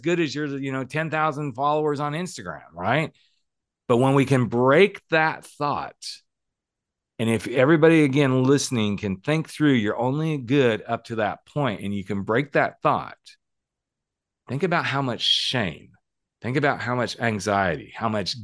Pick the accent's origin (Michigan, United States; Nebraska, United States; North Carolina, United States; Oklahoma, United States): Oklahoma, United States; Texas; born or raised there; moved away